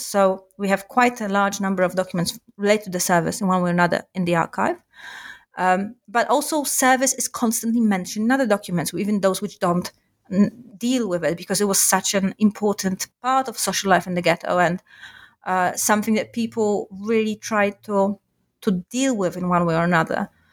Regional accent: Warsaw, Masovian Voivodeship, Poland; I grew up in Warsaw

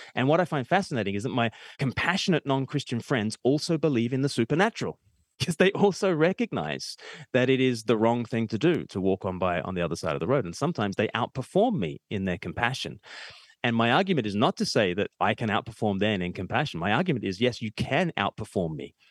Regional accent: Australia; I'm Australian

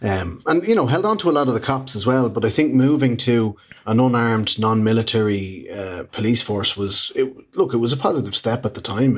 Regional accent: Ireland; feeds into this unfortunate partitionist mentality around a huge amount of Irish people who identify as Irish, and that we in the Republic of Ireland are actively telling them they're not.

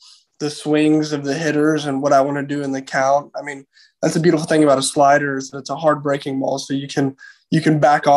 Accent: Houston, Texas, United States; I'm from the Houston area.

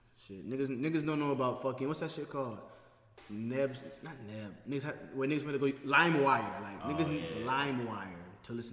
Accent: Florida, United States; We're from Florida

